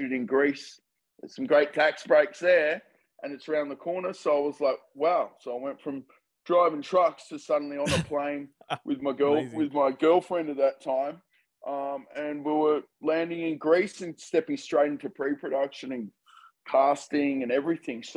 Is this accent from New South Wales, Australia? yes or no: no; Melbourne, Victoria, Australia